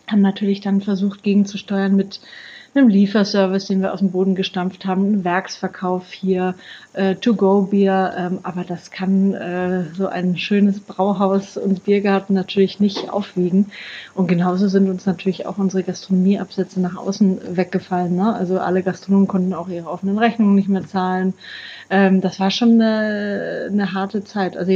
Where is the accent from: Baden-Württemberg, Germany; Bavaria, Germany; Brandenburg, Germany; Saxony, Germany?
Bavaria, Germany; Ich komme aus Franken, da äh, wird man da ja quasi ein bisschen mit der Muttermilch aufgezogen